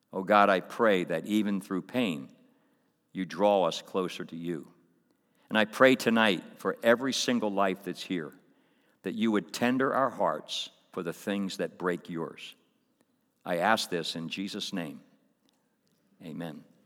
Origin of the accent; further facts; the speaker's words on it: Coatesville, Pennsylvania, United States; kid growing up in Coatesville, I grew up in a, a public school